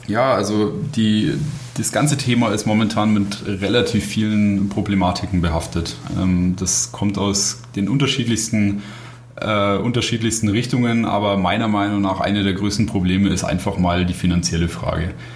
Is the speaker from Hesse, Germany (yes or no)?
no; Bavaria, Germany; moved away as an adult; now in Bratislava, Slovakia; bei uns in Bayern